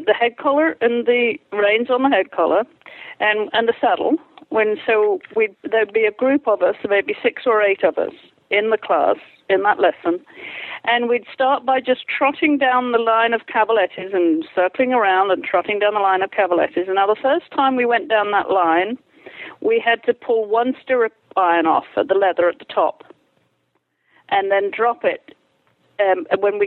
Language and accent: English; England, United Kingdom; I grew up in England, I went through equitation school